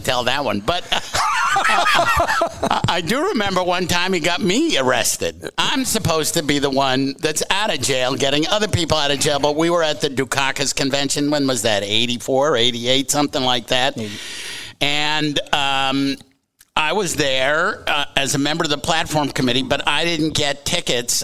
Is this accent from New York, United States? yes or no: no; outside of Boston, Massachusetts, United States; moved away; I was growing up outside of Boston